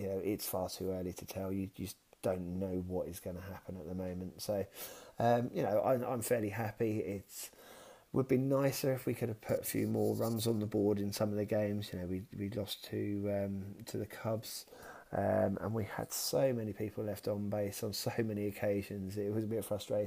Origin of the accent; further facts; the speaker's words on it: south of England, United Kingdom; accent: southern; also born or lived in Kent; I'm definitely a southerner, sort of more nearer to London. Not necessarily a Cockney either